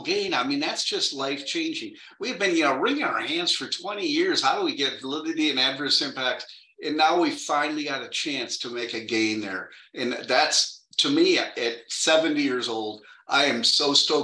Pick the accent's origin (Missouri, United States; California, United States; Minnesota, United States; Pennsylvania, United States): Minnesota, United States; I grew up in Minnesota and we didn't have much money